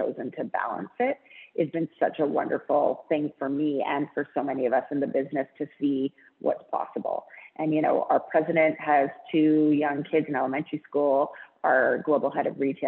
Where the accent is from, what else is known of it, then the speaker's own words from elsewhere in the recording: Vancouver, British Columbia, Canada; I grew up in Vancouver, went to an all girls private school, and then worked at Aritzia